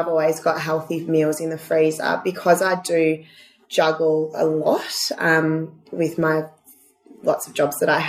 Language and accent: English; Victoria, Australia; we're from Victoria. We're not used to the heat